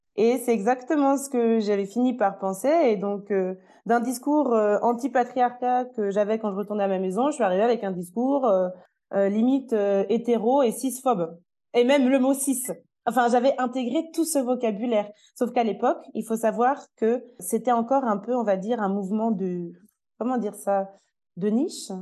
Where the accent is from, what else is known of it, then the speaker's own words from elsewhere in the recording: France; now in Switzerland; je suis une Française qui habite actuellement en Suisse